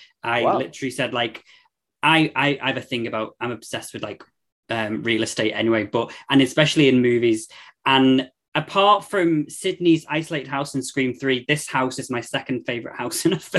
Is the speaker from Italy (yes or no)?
no; United Kingdom; also born or lived in London; as a British person, I call her Nan.